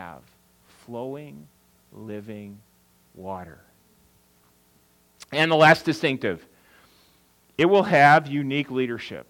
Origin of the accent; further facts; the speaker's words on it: Wisconsin, United States; moved away; I'm from Wisconsin